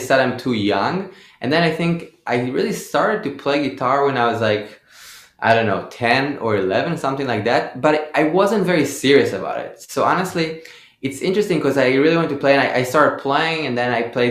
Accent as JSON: {"language": "English", "town": "Haifa", "region": "Haifa District", "country": "Israel", "tie": "born or raised there", "said": "I grew up in Haifa, so there wasn't a big scene there."}